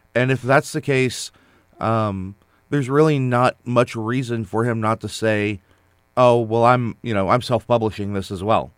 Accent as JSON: {"language": "English", "country": "United States", "said": "as an American"}